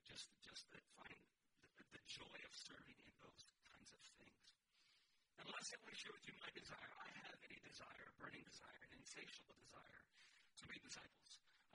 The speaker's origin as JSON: {"language": "English", "region": "California", "country": "United States", "said": "I'm …. …. I'm originally from California. I'm a military brat. So I transplanted here at some point, and this is where I've been for the most part for the last 25, 26 years."}